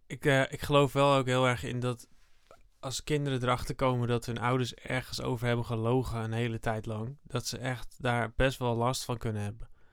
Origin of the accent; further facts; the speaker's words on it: Netherlands; ik ben Nederlander, ik kom uit Nederland, ik blijf wel in Nederland.